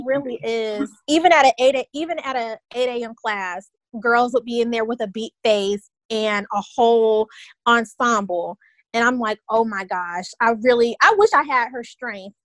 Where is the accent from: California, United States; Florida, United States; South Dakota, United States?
Florida, United States; Tallahassee; one of the best HBCUs in the land happens to be in my hometown